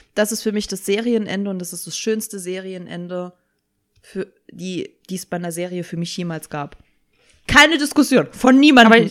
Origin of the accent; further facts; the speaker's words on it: Saarland, Germany; Ich bin ja Saarländerin.